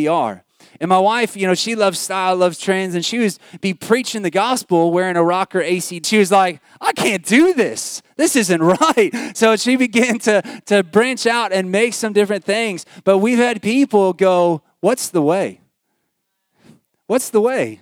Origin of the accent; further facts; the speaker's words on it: United States; moved away as an adult; now in Australia; I'm American